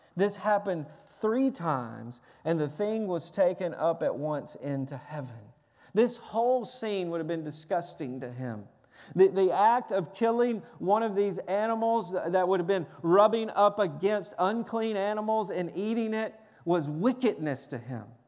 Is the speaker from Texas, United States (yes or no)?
no; Tennessee, United States; I'm from Tennessee. I was raised on fried chicken, cornbread, biscuits and gravy, uh, sweet tea